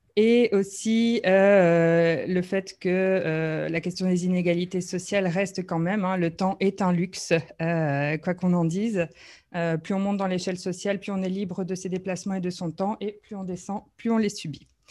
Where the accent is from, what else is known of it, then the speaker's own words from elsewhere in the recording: Brussels, Brussels-Capital Region, Belgium; en tant que Bruxellois